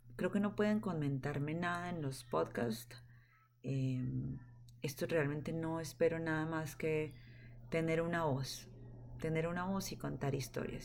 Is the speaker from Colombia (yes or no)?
yes; Colombia; moved away as an adult; now in California, United States; Soy colombiana